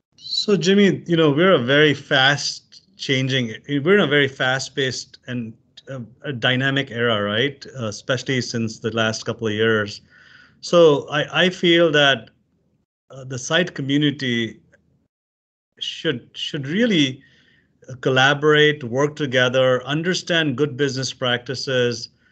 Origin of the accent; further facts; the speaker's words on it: Pakistan; moved away as an adult; now in United States; I'm originally from Pakistan, came as an immigrant here as a student